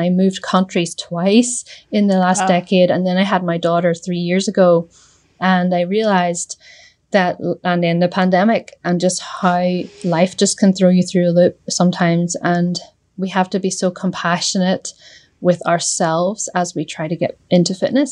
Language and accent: English; Northern Ireland, United Kingdom; I'm from Northern Ireland